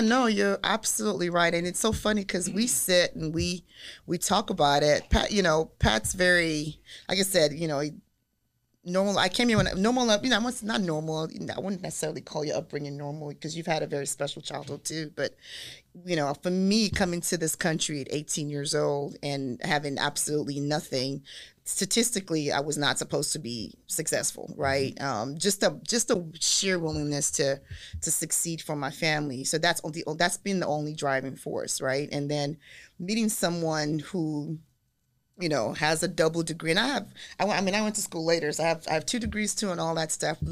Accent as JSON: {"language": "English", "country": "Nigeria", "moved": "yes", "said": "I'm from Nigeria"}